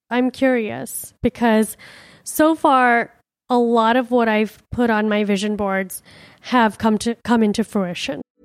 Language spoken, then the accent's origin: English; Miami, Florida, United States; also born or lived in India; my home, my childhood home, my parents' home.